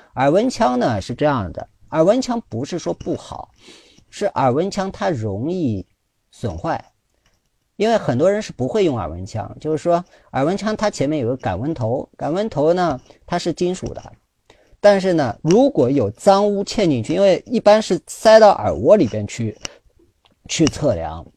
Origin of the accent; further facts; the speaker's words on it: China; 我们中国人